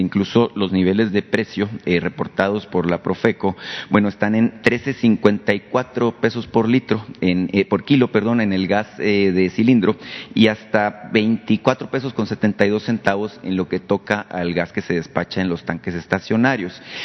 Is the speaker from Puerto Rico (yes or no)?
no; Sonora, Mexico; yo vengo de Sonora